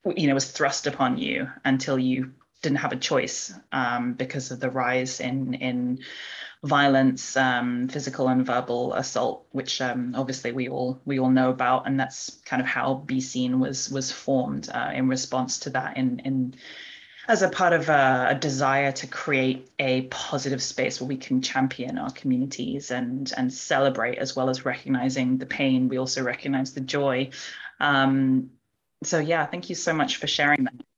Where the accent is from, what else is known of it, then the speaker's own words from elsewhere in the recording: United Kingdom; we as British East and Southeast Asians